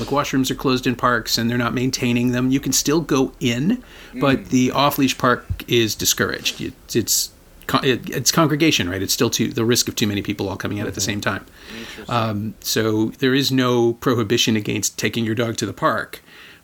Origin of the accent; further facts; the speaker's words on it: Toronto, Ontario, Canada; I grew up here